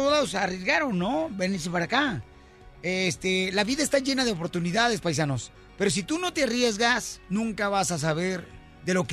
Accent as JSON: {"language": "Spanish", "country": "Honduras", "moved": "yes", "said": "De Honduras."}